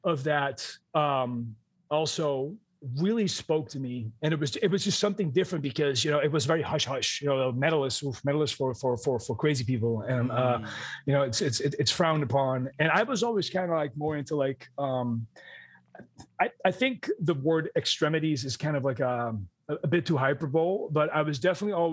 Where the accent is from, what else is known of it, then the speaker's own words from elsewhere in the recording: Amsterdam, North Holland, Netherlands; moved away; I grew up in Amsterdam, the Netherlands